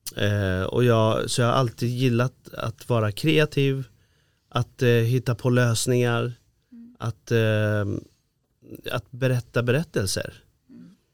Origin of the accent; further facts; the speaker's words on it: Iran; now in Sweden; jag är ju från Iran från början då